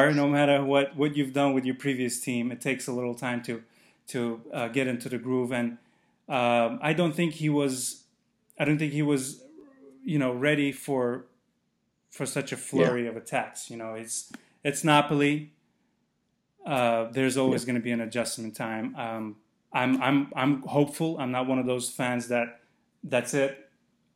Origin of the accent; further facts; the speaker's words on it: Azerbaijan; moved away; I'm from Azerbaijan